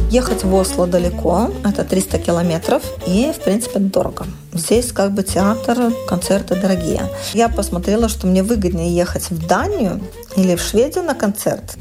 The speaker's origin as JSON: {"language": "Russian", "town": "Vilnius", "region": "Vilnius County", "country": "Lithuania", "moved": "as an adult", "lives_now": "Kragerø, Norway", "said": "Я из Вильнюса"}